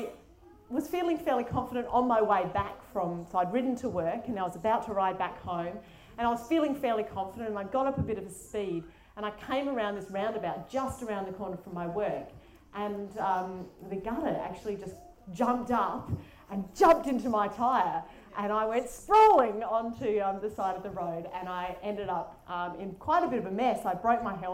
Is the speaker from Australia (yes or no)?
yes; Adelaide, South Australia, Australia; I'm from Adelaide, which is why my accent might sound a bit funnier, but it's not from Auckland.